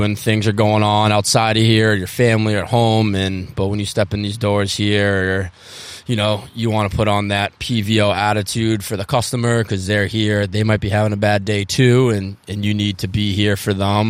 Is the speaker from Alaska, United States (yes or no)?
no; outside of Boston, Massachusetts, United States; also born or lived in Cape Cod / Jackson Hole, Wyoming; I'm 33. I grew up outside of Boston.